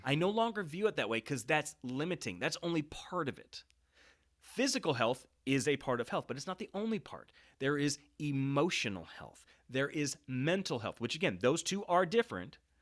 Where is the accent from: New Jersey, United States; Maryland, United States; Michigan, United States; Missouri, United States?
Missouri, United States; Kansas City; also born or lived in Saint Louis, Missouri / Lake of the Ozarks, Missouri; We moved to the Kansas City area, and I spent most of my years in various parts of Kansas City. And so my middle school, high school years were all here in Kansas City